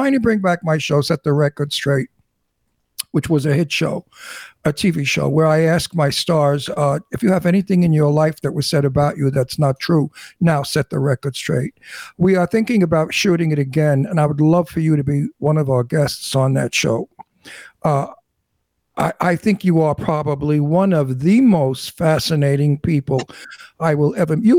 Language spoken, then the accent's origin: English; New York City, New York, United States; accent: New York; I was raised in Brooklyn, Red Hook